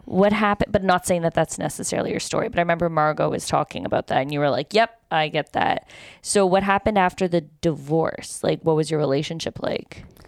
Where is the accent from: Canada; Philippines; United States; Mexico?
Canada; this is the problem with being Canadian.